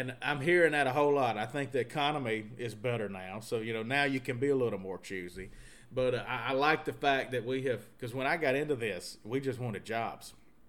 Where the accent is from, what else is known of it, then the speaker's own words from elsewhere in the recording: Mississippi, United States; also born or lived in Mobile, Alabama / Lafayette, Louisiana; If you're not from New Orleans, I sound New Orleans. But if you're from New Orleans, they all think I'm like from Houma or Thibodeau, which is real South Louisiana. And I'm not. I'm from Mississippi.